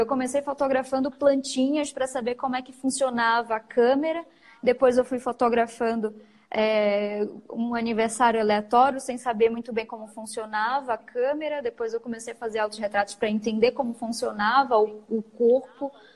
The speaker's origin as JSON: {"language": "Portuguese", "town": "Macapá", "region": "Amapá", "country": "Brazil", "moved": "as an adult", "lives_now": "São Paulo, Brazil", "said": "eu sou de Macapá, sou macapaense. Me mudei para São Paulo faz mais ou menos quatro anos"}